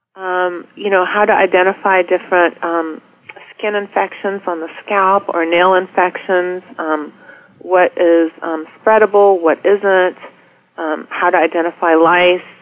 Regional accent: Charlotte, North Carolina, United States; now in Washington, D.C. area, United States; I grew up in Charlotte in the 70s

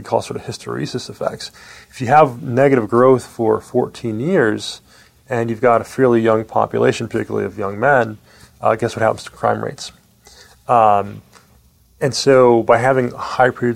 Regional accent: Jamaica; moved away; I'm from Jamaica originally

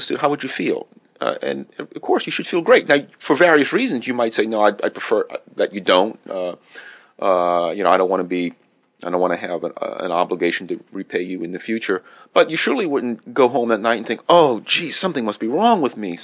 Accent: United States; speaking as an American

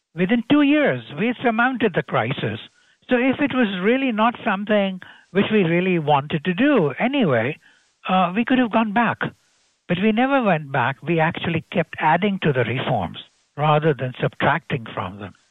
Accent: Gujarat, India; I come from Gujarat state

